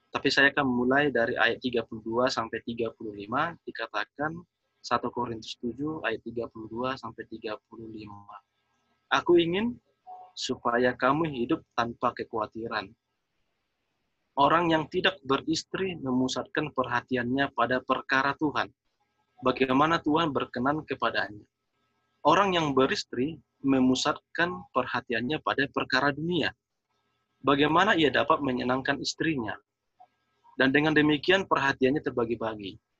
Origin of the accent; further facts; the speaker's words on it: North Sumatra, Indonesia; Kalau dalam kami orang Batak yang menekankan bahwa anak itu adalah kekayaan.